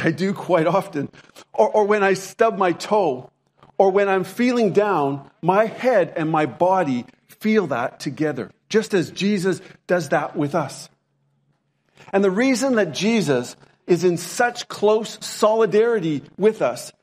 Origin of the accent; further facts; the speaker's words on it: Lethbridge, Alberta, Canada; When I was growing up in Canada, my hometown was Lethbridge, Alberta, Canada